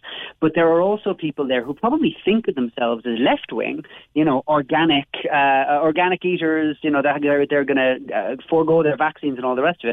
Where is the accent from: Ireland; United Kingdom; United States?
Ireland; Cobh, Munster; of course I'm from Cove